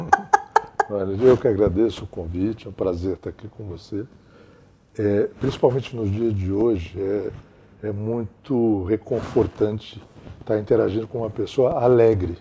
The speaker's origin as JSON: {"language": "Portuguese", "town": "Santos", "region": "São Paulo", "country": "Brazil", "tie": "born or raised there", "also_born_or_lived": "New York", "moved": "as an adult", "said": "Eu sou de Santos, ah. e sou de uma Santos, de uma época que era uma cidade encantadora."}